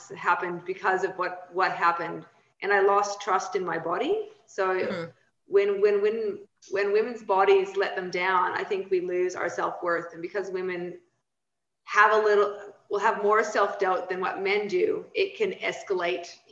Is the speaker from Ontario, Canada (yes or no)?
no; Saskatchewan, Canada; now in Australia; I grew up in small town Saskatchewan, right next to the Montana border in America.